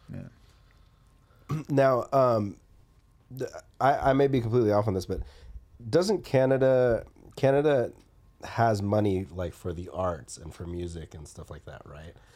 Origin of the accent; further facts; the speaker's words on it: Atlanta, Georgia, United States; growing up in Atlanta